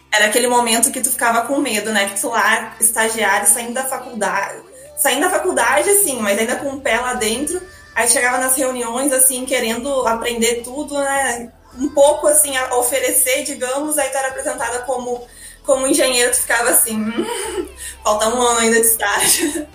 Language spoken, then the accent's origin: Portuguese; Pelotas, Rio Grande do Sul, Brazil; moved away as an adult; now in Rio de Janeiro, Brazil; eu sou de Pelotas, sou natural de Pelotas